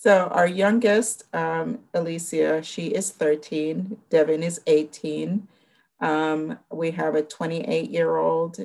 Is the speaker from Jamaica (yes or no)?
yes; Jamaica; moved away; I'm originally from Jamaica, West Indies